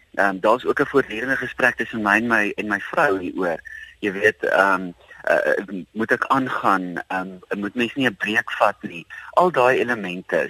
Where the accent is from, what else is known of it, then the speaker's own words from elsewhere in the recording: South Africa; as Suid-Afrikaners